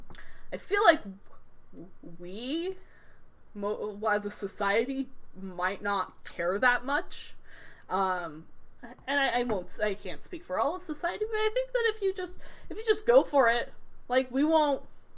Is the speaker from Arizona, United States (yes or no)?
yes; Arizona, United States; I was raised in Arizona.